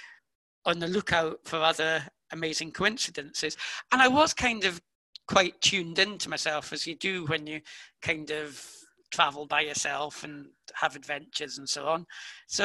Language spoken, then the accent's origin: English; United Kingdom; I'm British